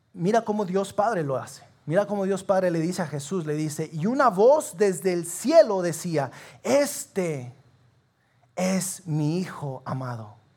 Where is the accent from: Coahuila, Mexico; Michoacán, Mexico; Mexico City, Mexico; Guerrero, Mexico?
Coahuila, Mexico; Sabinas; nosotros somos de Sabinas